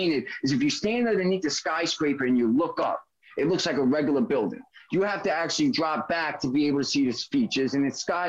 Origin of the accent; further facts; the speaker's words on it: New York City, New York, United States; I'm a New Yorker